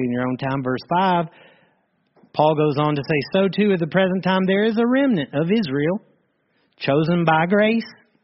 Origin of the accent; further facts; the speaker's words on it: Ireland; I'm an Irish part of the church